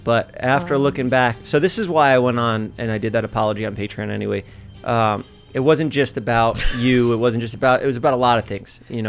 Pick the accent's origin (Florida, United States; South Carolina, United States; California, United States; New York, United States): New York, United States; New York City; I'm from Staten Island. I didn't get a college education.